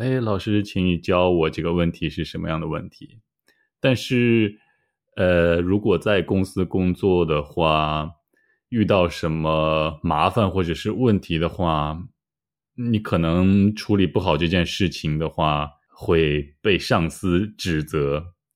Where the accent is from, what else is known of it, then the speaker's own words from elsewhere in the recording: Shanxi, China; 山西过油肉是我家乡的中国菜